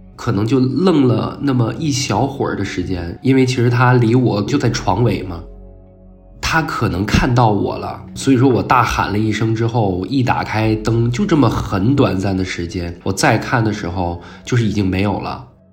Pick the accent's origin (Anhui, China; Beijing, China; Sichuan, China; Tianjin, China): Beijing, China; 今年三十三岁，然后我是北京人